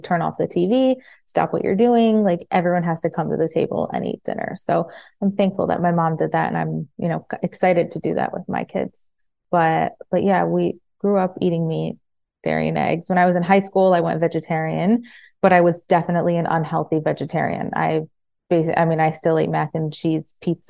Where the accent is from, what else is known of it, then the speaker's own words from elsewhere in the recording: Farmington, Michigan, United States; moved away as an adult; also born or lived in New Jersey; now in Florida, United States; I grew up in Michigan in like right outside Detroit in Farmington, and grew up there. I was born in New Jersey, was raised in Michigan